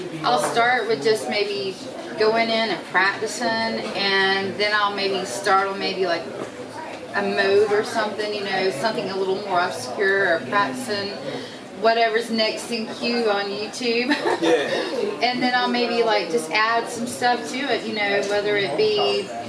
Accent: South Carolina, United States; I grew up locally here in the South, South Carolina

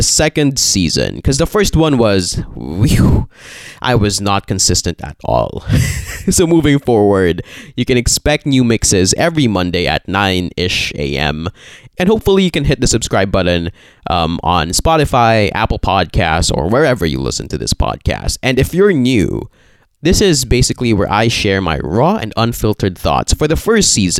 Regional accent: Philippines; I'm Filipino.

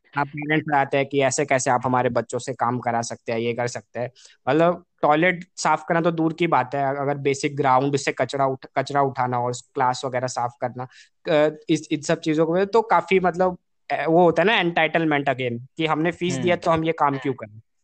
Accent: India; we as a Indians मतलब बचपन से ही वी हैव बीन मल्टीलिंगुअल

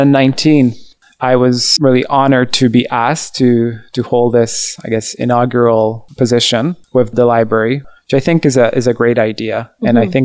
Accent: Hungary; my dad comes up to me, and we're from Hungary, where he grew up in a small town, small village with big gardens.

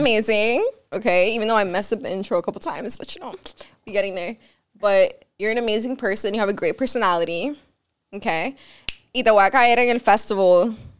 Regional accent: Miami, Florida, United States; first language Spanish; English is a second language; I'm Cuban. I was born here, but like I'm Cuban. Like my mom raised me Cuban. Like my first language was Spanish

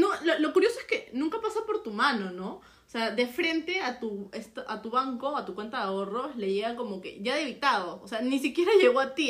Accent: Peru; no somos ciudadanos de Perú, sino hasta cumplir 18 años

